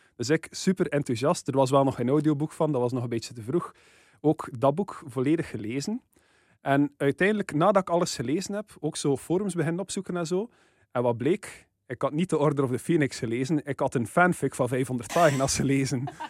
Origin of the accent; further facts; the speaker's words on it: West Flanders, Belgium; als West-Vlaming